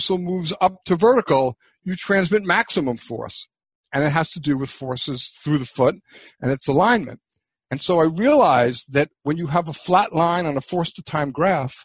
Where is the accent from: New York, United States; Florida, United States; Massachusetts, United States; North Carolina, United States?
New York, United States; New York City; moved away; also born or lived in New Hampshire; I grew up in New York City